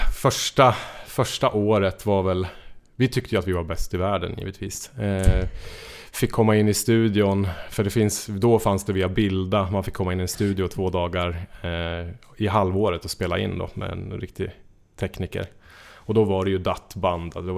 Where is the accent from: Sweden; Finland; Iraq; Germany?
Sweden; Njutånger, Gävleborg County; jag är från Njutånger i Hälsingland